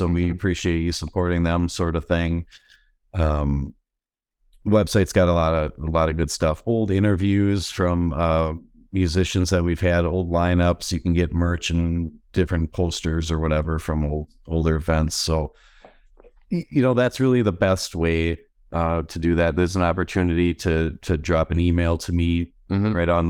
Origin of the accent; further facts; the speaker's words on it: West Bend, Wisconsin, United States; This concept isn't original or specific to West Bend, Wisconsin.